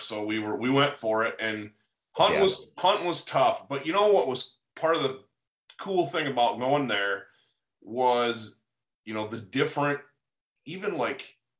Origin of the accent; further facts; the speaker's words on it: Upper Midwest, United States; I grew up in the upper Midwest where dairy is like, king